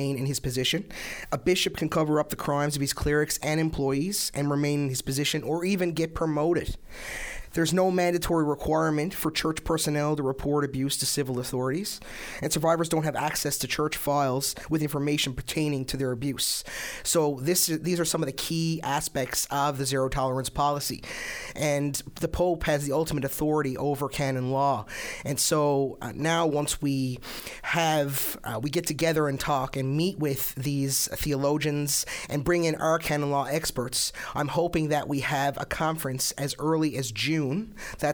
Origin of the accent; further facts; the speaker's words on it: Newfoundland and Labrador, Canada; I'm a Newfoundlander and Labradorian.